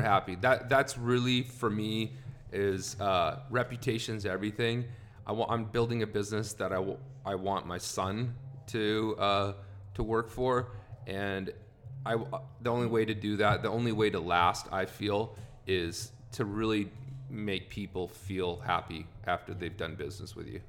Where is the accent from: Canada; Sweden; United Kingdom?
Canada; moved away as an adult; also born or lived in Carson City, Nevada / California; now in United States; originally, I'm from Canada. I've lived in the States now for about 12 years